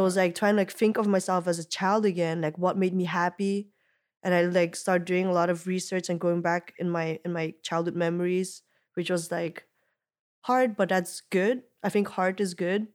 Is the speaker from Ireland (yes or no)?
no; Belgium; moved away as an adult; also born or lived in Ghent; growing up in Belgium, like, you know, in that little town